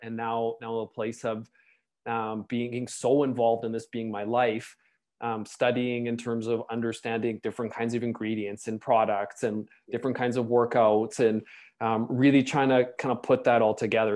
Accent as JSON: {"language": "English", "country": "Canada", "also_born_or_lived": "Toronto", "said": "as a Canadian"}